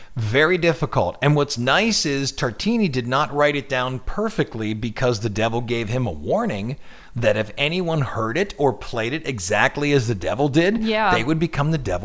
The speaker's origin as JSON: {"language": "English", "region": "Ohio", "country": "United States", "said": "No, I'm from Ohio."}